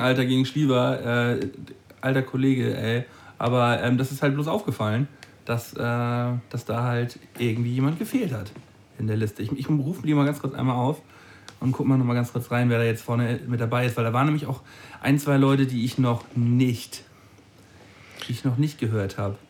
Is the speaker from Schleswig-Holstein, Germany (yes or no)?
yes; a village next to Dollerup, near Flensburg, Schleswig-Holstein, Germany; ein, ein, Dorf weiter von meinem Dorf so, wo ich, wo ich herkomme.